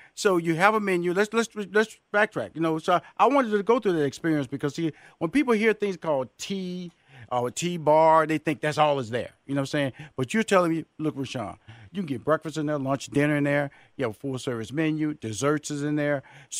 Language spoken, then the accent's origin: English; Houston, Texas, United States; We come from Houston, Texas, and I heard about this place, and my wife, she's a tea junkie.